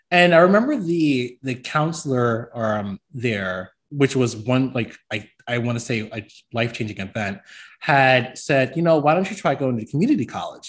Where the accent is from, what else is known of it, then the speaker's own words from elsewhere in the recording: New York City, New York, United States; now in Birmingham, United States; I'm from the Bronx, New York